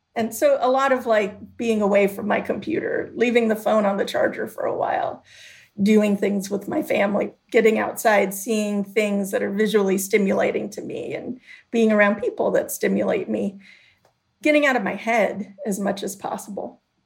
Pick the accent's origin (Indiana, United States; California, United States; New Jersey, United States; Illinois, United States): Illinois, United States; Chicago; growing up in Chicago